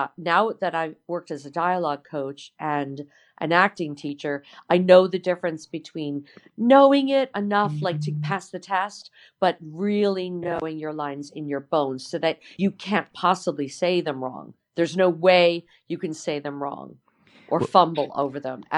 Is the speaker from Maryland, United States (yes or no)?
no; New York, United States; moved away; I'm from New York.